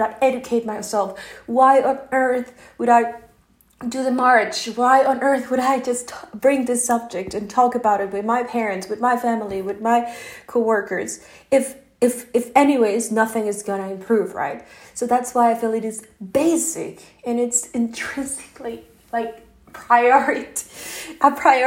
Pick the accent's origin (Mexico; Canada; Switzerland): Mexico; English is a second language; now in Norway; I'm not American, I'm Mexican. And I don't live in Mexico or US, I live in Norway right now